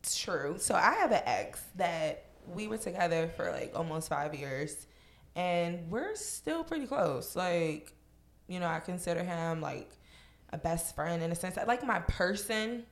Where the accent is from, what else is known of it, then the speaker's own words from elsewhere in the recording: Virginia, United States; moved away; I'm from Virginia